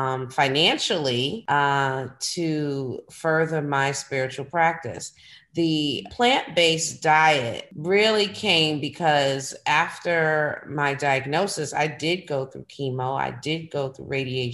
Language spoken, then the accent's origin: English; New York City, New York, United States; now in Philadelphia, United States; I'm from New York, honey. I'm from Brooklyn, New York